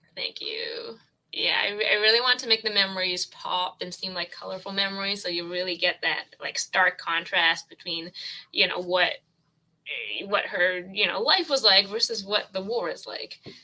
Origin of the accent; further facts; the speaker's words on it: Toronto, Ontario, Canada; I'm from Toronto, Canada, the Great White North